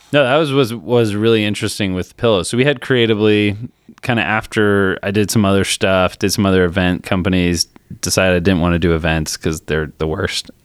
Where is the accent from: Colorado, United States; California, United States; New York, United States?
Colorado, United States; also born or lived in Naperville, Illinois; moved to Colorado when I was ten. Uh, lived in Colorado, just kinda normal, normal kid.